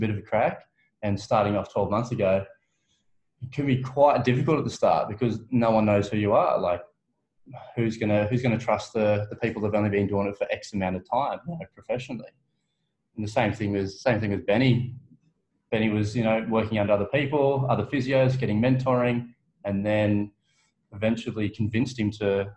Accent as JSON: {"language": "English", "town": "Blayney", "region": "New South Wales", "country": "Australia", "also_born_or_lived": "Orange, New South Wales", "moved": "as an adult", "lives_now": "Melbourne, Australia"}